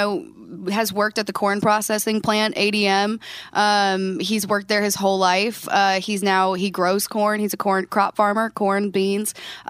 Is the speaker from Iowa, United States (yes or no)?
yes; Shoeyville, Iowa, United States; Shoeyville, Iowa.